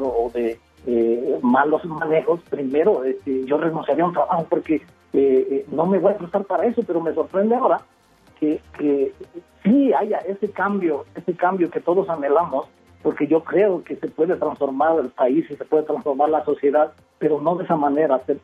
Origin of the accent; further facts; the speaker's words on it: Mexico; now in Mexico City, Mexico; por mi color de piel y por mi forma de hablar y porque no soy de la ciudad